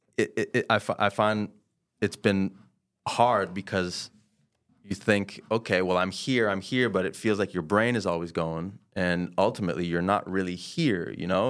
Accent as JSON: {"language": "English", "region": "Quebec", "country": "Canada", "tie": "born or raised there", "first_language": "French", "second_language": "English"}